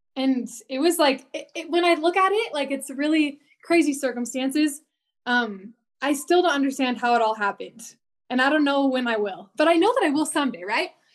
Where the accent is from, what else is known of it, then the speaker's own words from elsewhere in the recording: Washington, United States; moved away as an adult; also born or lived in British Columbia, Canada; now in Utah, United States; I grew up in Washington State